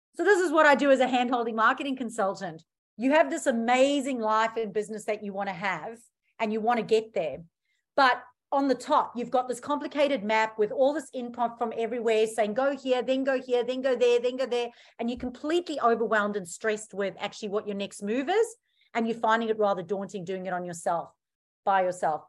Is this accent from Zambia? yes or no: no; South Africa; now in Australia; I'm originally from South Africa.